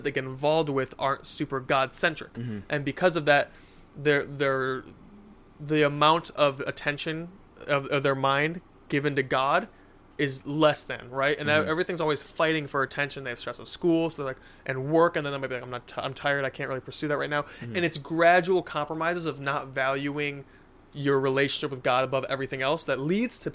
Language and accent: English; United States; I'm American